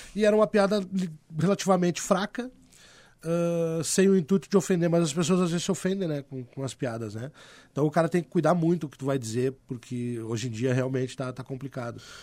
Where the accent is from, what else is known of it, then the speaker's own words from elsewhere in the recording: Porto Alegre, Rio Grande do Sul, Brazil; Eu me criei no Partenon, nasci e me criei ali